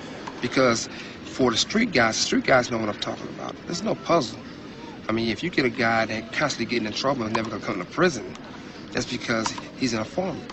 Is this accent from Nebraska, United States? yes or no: no; Compton, California, United States; I'm from Compton